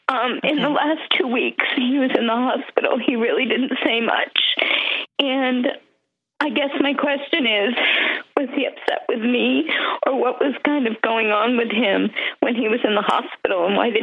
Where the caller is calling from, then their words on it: Naples, Florida, United States; I'm calling from Naples, Florida.